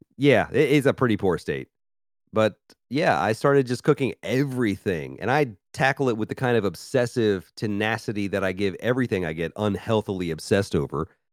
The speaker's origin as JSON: {"language": "English", "town": "Memphis", "region": "Tennessee", "country": "United States", "tie": "born or raised there", "moved": "as an adult", "lives_now": "Philadelphia, United States", "said": "I grew up in Memphis, Tennessee, and lived in several southern states for a long time."}